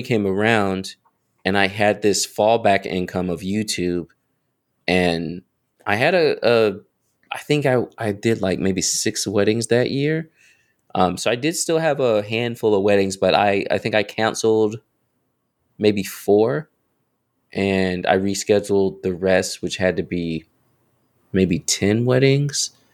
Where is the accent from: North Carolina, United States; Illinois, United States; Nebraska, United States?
North Carolina, United States; also born or lived in Raleigh, North Carolina; I'm from North, like, born and raised